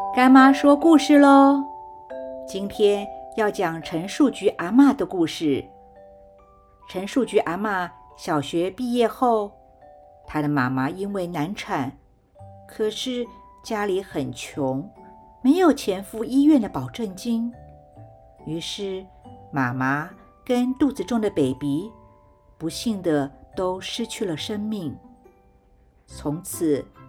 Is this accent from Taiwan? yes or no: yes; Taiwan; 我们台湾人才知道有这么一位多年来一直。默默行善的阿妈